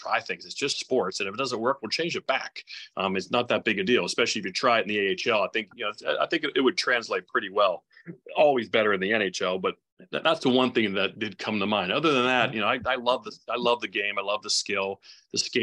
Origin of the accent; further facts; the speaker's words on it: Pittsburgh, Pennsylvania, United States; I was born in Pittsburgh. I always lived around Pittsburgh